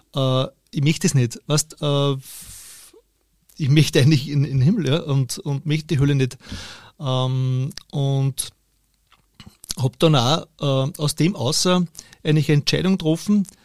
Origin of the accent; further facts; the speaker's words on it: Steyr, Upper Austria, Austria; Ich bin in Steyr geboren, und in der Nähe aufgewachsen